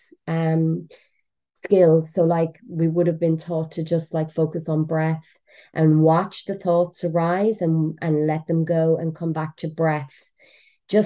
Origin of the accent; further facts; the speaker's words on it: Cork, Munster, Ireland; moved away; also born or lived in London, England / Portugal; I'm from Cork in Ireland